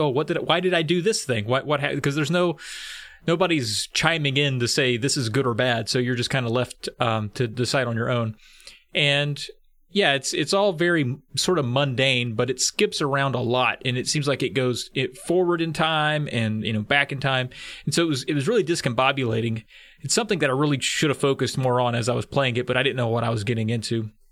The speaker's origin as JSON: {"language": "English", "region": "rural Virginia", "country": "United States", "tie": "born or raised there", "said": "I grew up and live in rural Virginia"}